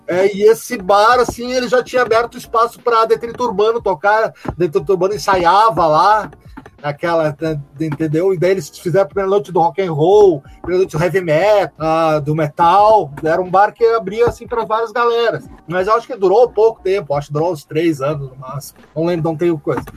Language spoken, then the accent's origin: Portuguese; Caxias do Sul, Rio Grande do Sul, Brazil; sou de Tatuado de Caxias